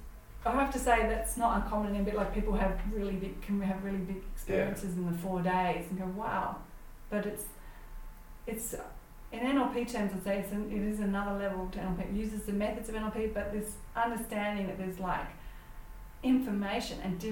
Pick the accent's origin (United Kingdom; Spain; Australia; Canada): Australia; Perth, Western Australia; I am originally from Perth